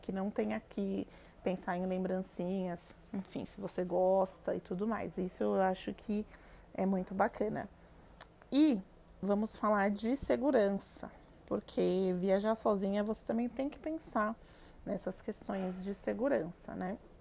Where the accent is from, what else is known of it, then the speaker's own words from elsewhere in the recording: Brazil; eu sou brasileira